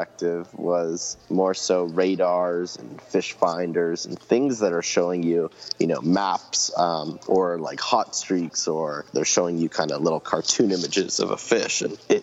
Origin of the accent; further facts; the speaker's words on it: Ontario, Canada; growing up in Ontario, Canada